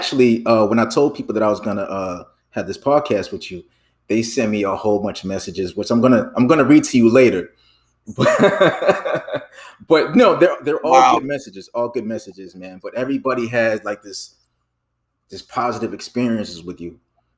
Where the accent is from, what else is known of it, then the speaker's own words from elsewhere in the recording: Chicago, Illinois, United States; I'm from Chicago.